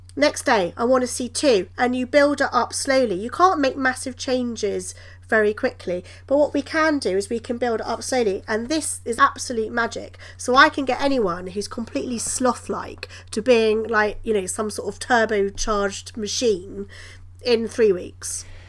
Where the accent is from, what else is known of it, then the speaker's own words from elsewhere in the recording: United Kingdom; I'm British